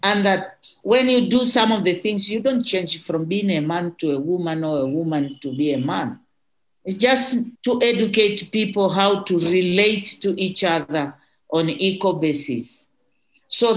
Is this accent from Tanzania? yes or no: yes; Moshi, Kilimanjaro, Tanzania; growing up in Kilimanjaro